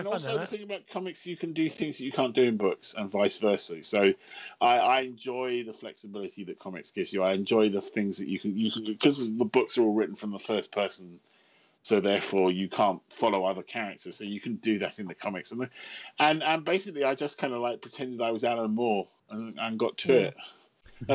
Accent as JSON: {"language": "English", "region": "England", "country": "United Kingdom", "said": "the trouble with being English, of course, is everyone else speaks English."}